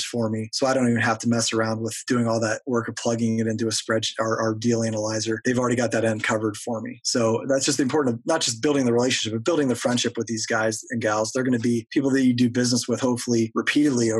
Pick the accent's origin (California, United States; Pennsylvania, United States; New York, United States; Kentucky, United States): Pennsylvania, United States; Erie; my hometown